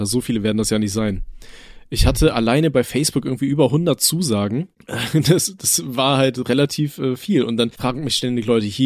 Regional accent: Aachen, North Rhine-Westphalia, Germany; Ich komme ja aus Aachen gebürtig und war dann halt gerade zur Karnevalszeit war es bei uns immer Ausnahmezustand.

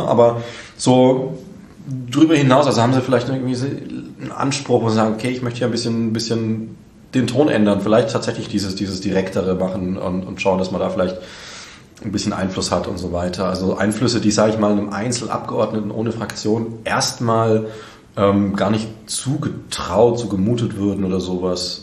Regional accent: Bavaria, Germany; now in Saxony, Germany; ich komme aus Bayern

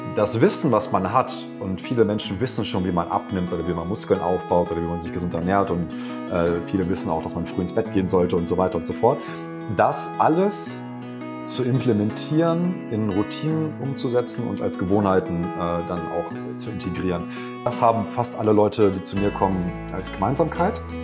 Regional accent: Hanover, Lower Saxony, Germany; ich komme aus Hannover

